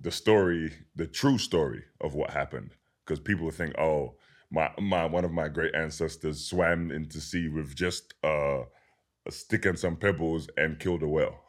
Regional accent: London, United Kingdom; being born and raised in London, England

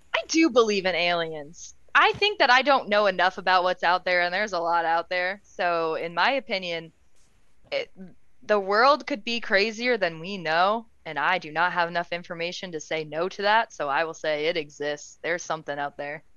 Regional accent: Vermont, United States; as a Vermonter

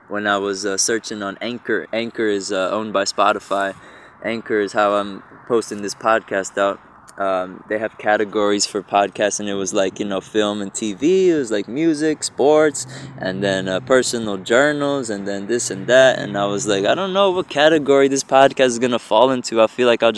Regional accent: Egg Harbor Township, New Jersey, United States; also born or lived in Galloway, New Jersey / New Brunswick, New Jersey / Elizabeth, New Jersey; now in Newark, United States; I'm a New Jerseyan, born and raised. I've been in New Jersey my whole life, South Jersey, Egg Harbor Township. I was born in Galloway, actually, but moved to Egg Harbor Township when I was like 5

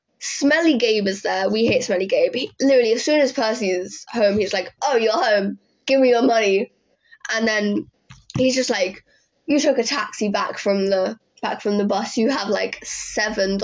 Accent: England, United Kingdom; I'm British

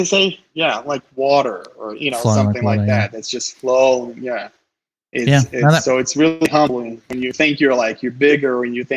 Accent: Brazil; moved away; I'm from Brazil originally

